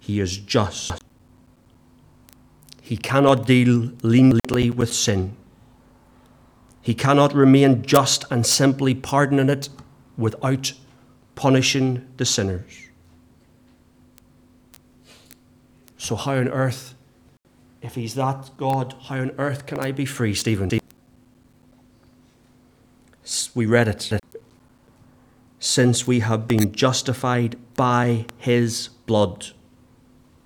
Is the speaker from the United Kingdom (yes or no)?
yes; England, United Kingdom; we're English